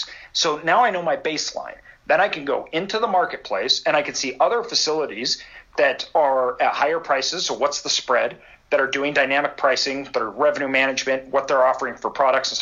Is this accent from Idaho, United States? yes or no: yes; Idaho, United States; I'm from Idaho.